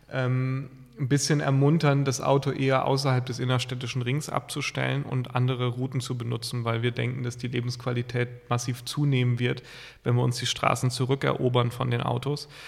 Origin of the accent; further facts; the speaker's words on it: Lower Saxony, Germany; ich komme ja aus, aus dem Osnabrücker Land, Teutoburger Wald